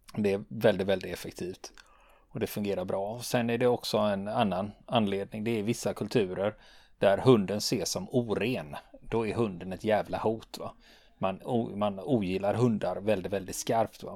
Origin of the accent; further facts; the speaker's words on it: Sweden; vi svenskar